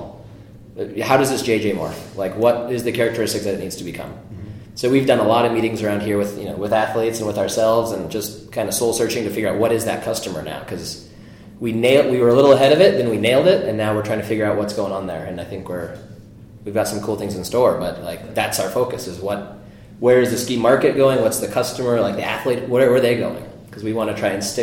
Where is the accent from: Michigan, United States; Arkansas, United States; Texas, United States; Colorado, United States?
Colorado, United States; Denver; moved away as an adult; also born or lived in Boulder, Colorado / Seattle, Washington; I grew up in Colorado, kind of Denver area, actually, and then went to school in Boulder.